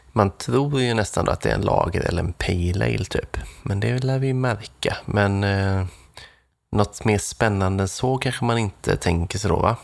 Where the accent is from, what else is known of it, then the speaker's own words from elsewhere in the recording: Nässjö, Jönköping County, Sweden; mina hemtrakter Nässjö